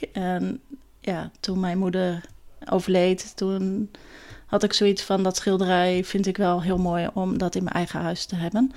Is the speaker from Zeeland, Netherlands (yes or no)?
yes; Meliskerke, Zeeland, Netherlands; accent: Zeeuws; moved away as an adult; also born or lived in The Hague; now in Gouda, Netherlands; Ik ben opgegroeid in uh, eh, Meliskerken. Dat is een klein dorpje op het eiland Walcheren